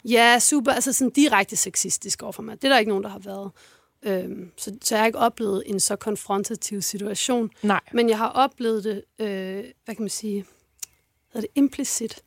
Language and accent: Danish; Odense, Southern Denmark, Denmark; Jeg er fra Fyn. Fra en, en forstad til Odense